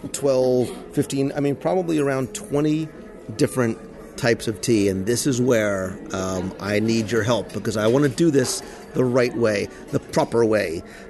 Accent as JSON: {"language": "English", "region": "New Jersey", "country": "United States", "said": "I'm from Jersey"}